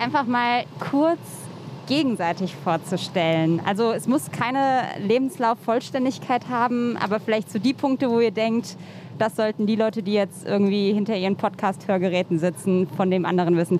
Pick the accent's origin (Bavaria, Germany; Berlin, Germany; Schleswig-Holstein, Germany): Berlin, Germany; ich bin in Mitte aufgewachsen